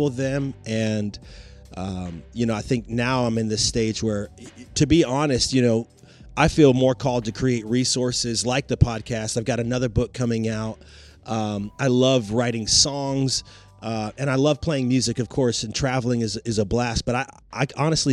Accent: Roanoke, Virginia, United States; moved away as an adult; also born or lived in Blacksburg, Virginia / Washington, D.C. area; Roanoke is my hometown

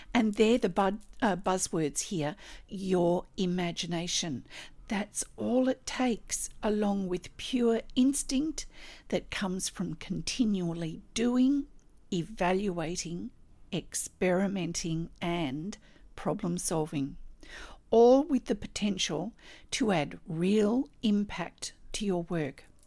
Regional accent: Australia; I'm an Australian textile artist

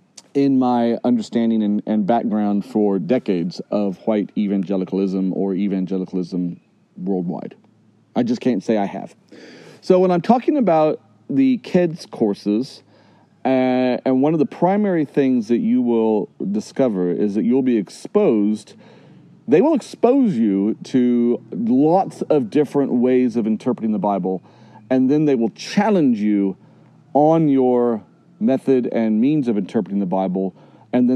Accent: Midwest, United States; moved away as an adult; also born or lived in Africa; I grew up in Midwest white America.

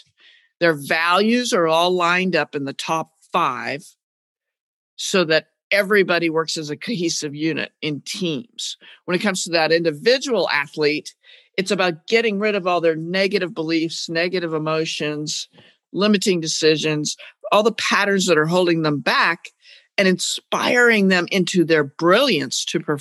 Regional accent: New England, United States; I'm from New England

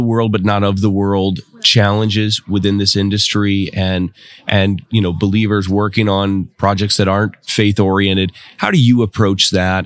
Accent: Midwest, United States; I'm from the Midwest

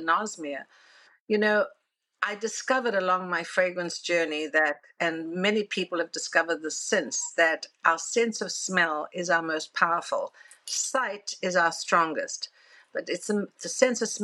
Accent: South Africa; moved away as an adult; now in New York, United States; told me growing up in South Africa

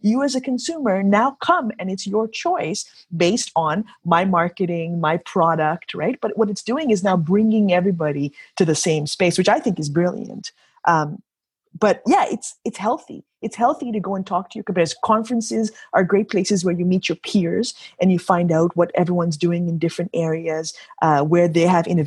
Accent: Kenya; now in Canada; And never in my history of being a Canadian, I immigrated to Canada in 1988 from Africa, from Kenya.

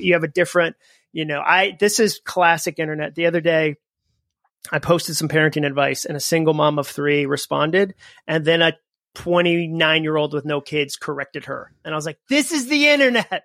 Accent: Massachusetts, United States; moved away as an adult; also born or lived in Alabama; now in Nashville, United States; I grew up in Massachusetts.

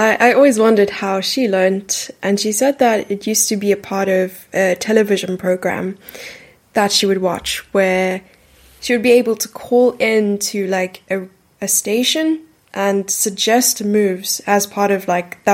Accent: Gqeberha, Eastern Cape, South Africa; I grew up in a city named Port Elizabeth, which is now renamed to Gqeberha

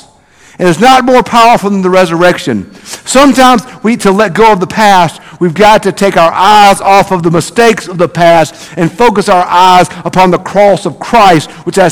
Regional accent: South Mississippi, United States; Growing up in South Mississippi, there's always a football team that's so good that you're intimidated. That was South Pike where I grew up.

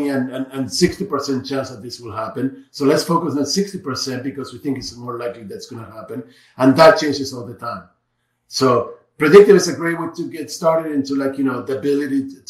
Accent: Argentina; I'm from Argentina

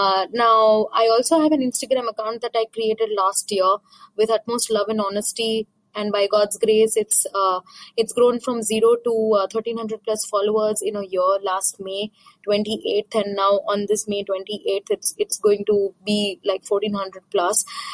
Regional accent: India; English is a second language; from India.

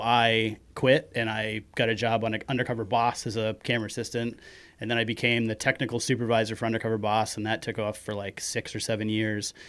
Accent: Kenduskeag, Maine, United States; accent: Maine; also born or lived in Bangor; I grew up in Kanduskeg, which is, you know, fifteen minutes inland

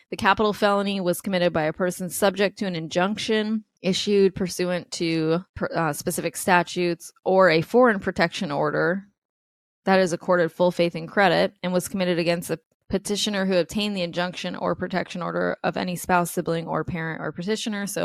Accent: New York, United States; I grew up in New York

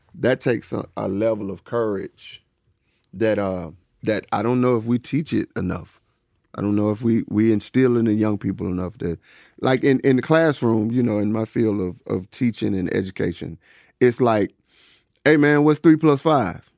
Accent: Woodland, Georgia, United States; growing up in Woodland, Georgia

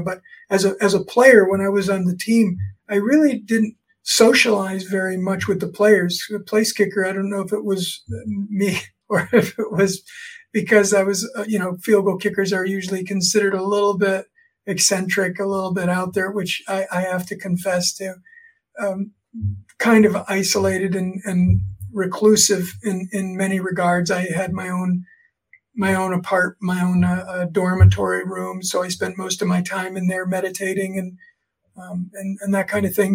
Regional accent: South Florida, United States; now in State College, United States; I grew up in Florida, South Florida

